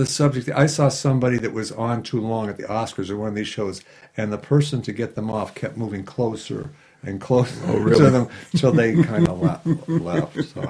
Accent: Shaker Heights, Ohio, United States; moved away as an adult; also born or lived in Providence, Rhode Island; Well, I grew up outside of Cleveland, Ohio, in Shaker Heights, Ohio.

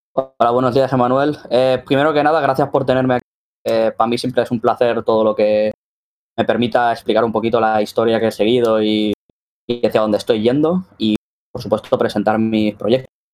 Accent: Spain; vengo de aquí de España

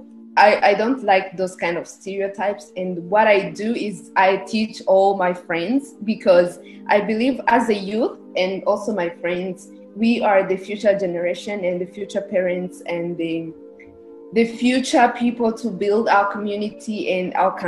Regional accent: Rwanda; I was born and raised in Rwanda

